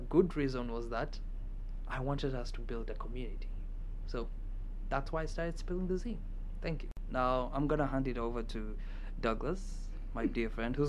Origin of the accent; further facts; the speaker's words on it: Kenya; now in United States; I am a second year student at Michigan State University, and I am originally from Kenya.